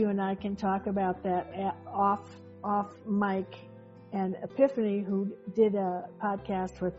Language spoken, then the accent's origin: English; Chicago, Illinois, United States; I was raised in Chicago, and the winter was so dry.